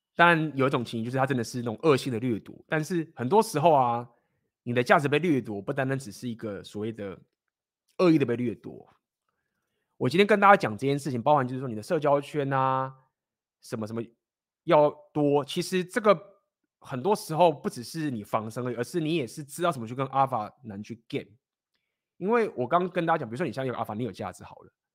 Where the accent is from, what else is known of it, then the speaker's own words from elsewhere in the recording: Taiwan; 身为台湾人该负的责任